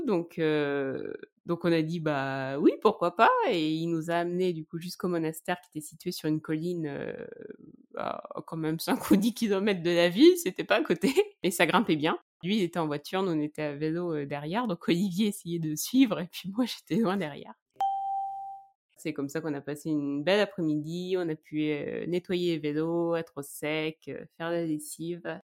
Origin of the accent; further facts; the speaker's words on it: Charente, near Angoulême, Nouvelle-Aquitaine, France; Je viens de Charente, un petit village près d'Angoulême